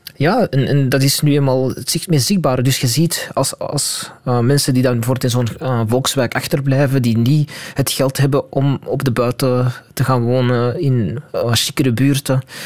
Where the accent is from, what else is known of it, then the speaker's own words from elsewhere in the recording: Antwerp, Flanders, Belgium; ik ben Belg, ik ben ook Vlaming, ik ben Antwerpenaar